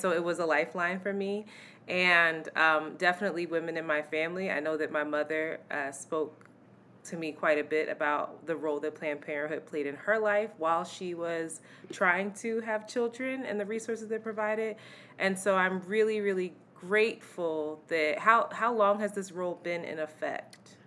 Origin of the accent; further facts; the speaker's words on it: United States; as an American in this country